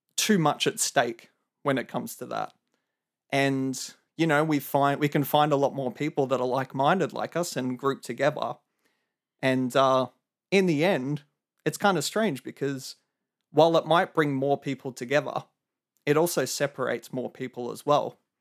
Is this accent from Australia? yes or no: yes; Melbourne, Victoria, Australia; I'm from Melbourne, Australia